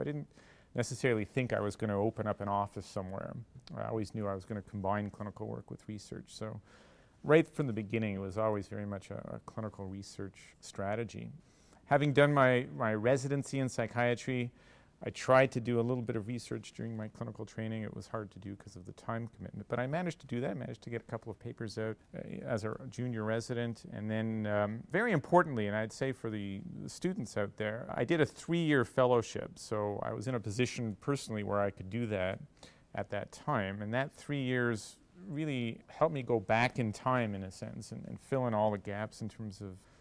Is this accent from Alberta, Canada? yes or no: no; Montreal, Quebec, Canada; I grew up in Montreal and come from a medical family.